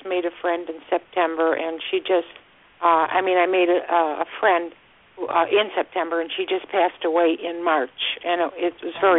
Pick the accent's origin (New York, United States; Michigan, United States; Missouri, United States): New York, United States; upstate; now in Florida, United States; I grew up in upstate New York